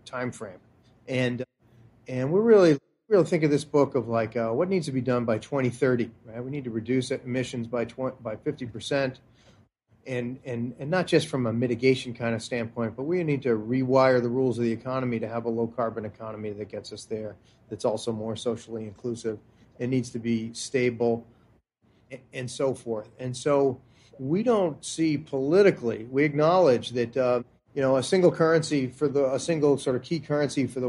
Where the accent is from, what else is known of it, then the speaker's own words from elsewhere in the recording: United States; I'm the American of these two authors, and as an American